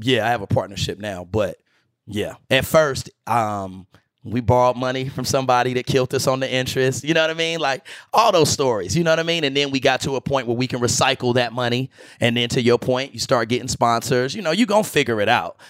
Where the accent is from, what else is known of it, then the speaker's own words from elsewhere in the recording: Greensboro, North Carolina, United States; moved away; Broccoli City was the name that I gave my hometown. I'm from Greensboro, North